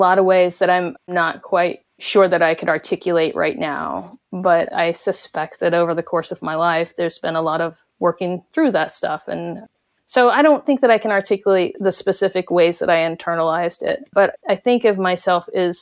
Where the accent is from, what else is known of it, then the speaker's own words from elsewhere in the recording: Cherokee Nation, Oklahoma, United States; the Cherokee Nation specifically, you know, we're right in the middle of the Bible Belt